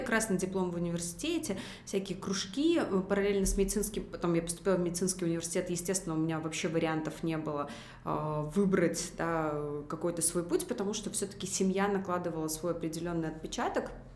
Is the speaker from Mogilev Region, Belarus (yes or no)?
no; Minsk, Belarus; Я выросла в Минске, в медицинской семье